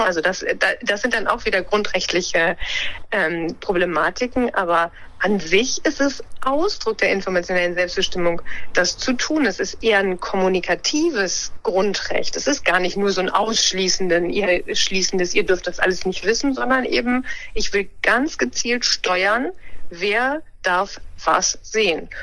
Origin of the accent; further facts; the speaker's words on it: Lower Saxony, Germany; moved away; also born or lived in Bremen; ich bin in Niedersachsen aufgewachsen und habe auch in Niedersachsen studiert, in, in Göttingen.